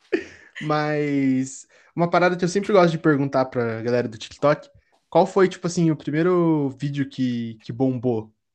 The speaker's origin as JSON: {"language": "Portuguese", "town": "Curitiba", "region": "Paraná", "country": "Brazil", "said": "quando eu tô no meio de outros curitibanos"}